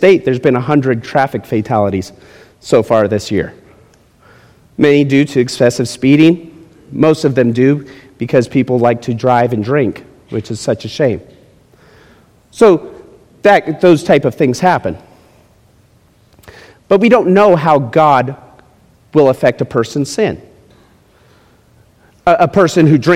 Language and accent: English; Las Vegas, Nevada, United States; also born or lived in Florida; where are you from? Las Vegas